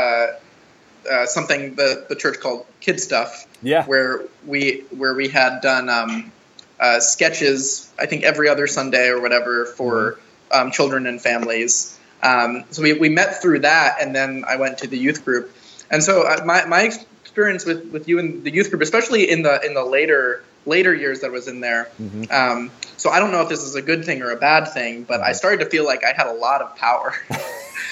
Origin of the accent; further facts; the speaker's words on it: Baltimore, Maryland, United States; moved away as an adult; also born or lived in Pikesville, Maryland; now in Philadelphia, United States; I grew up in Baltimore, Maryland